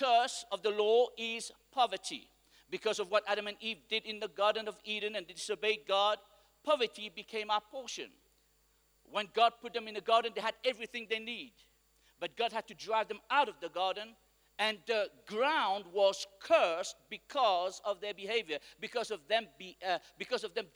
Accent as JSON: {"language": "English", "country": "Mauritius", "said": "I come from Mauritius where we are a praying nation"}